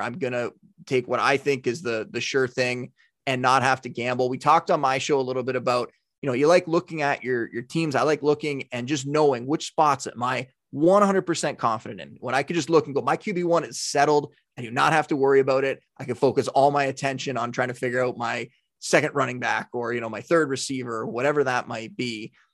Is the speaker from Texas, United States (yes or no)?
no; near Buffalo, New York, United States; growing up near Buffalo